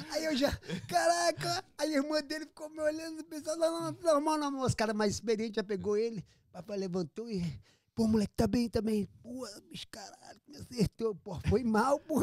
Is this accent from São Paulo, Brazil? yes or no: yes; Jacareí, São Paulo, Brazil; moved away; also born or lived in Amazonas / Florianópolis / Manaus / Rio de Janeiro; Eu sou do interior de São Paulo, nascido em Jacareí